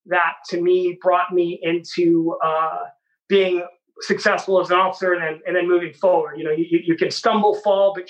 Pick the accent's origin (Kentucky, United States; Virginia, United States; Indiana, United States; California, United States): California, United States; Bay Area; I grew up here in the Bay Area with the Bellarmine College Prep